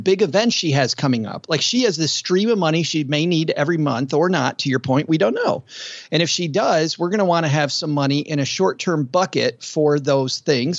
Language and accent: English; West Michigan, United States; I grew up in West Michigan, and it was all cornfield